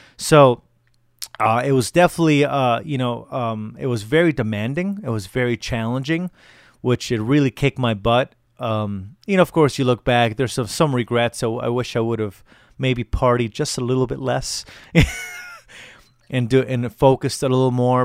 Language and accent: English; Connecticut, United States; moved away as an adult; now in Colorado, United States; So I live in Colorado now. I moved here about a year ago from Connecticut. So I'll be doing a few um, a few shows in my home state